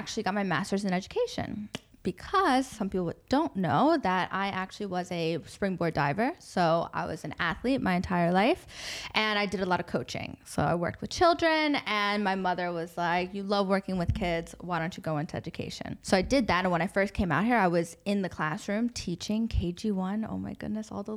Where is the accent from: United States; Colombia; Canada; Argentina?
United States; moved away as an adult; now in Dubai, United Arab Emirates; my experience as an American expat at that time.